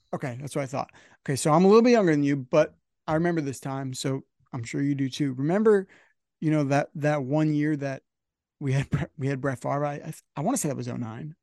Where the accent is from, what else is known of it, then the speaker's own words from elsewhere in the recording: Northern New Jersey, United States; I'm from Northern New Jersey